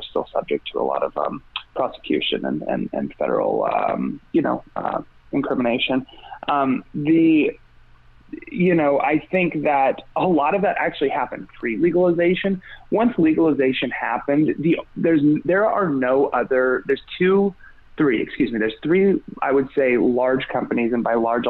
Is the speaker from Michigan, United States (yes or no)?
no; Mendocino, California, United States; I'm from Mendocino